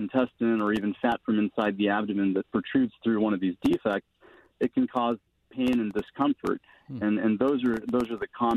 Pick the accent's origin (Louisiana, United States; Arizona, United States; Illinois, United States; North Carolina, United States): Arizona, United States; Mesa; moved away as an adult; also born or lived in Phoenix, Arizona / New Jersey / Minnesota; I was born in Phoenix and grew up in a suburb of Phoenix called Mesa in Arizona